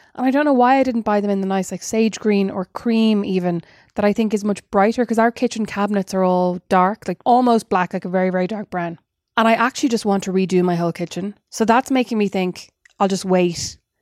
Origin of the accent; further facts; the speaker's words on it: Ireland; as an Irish person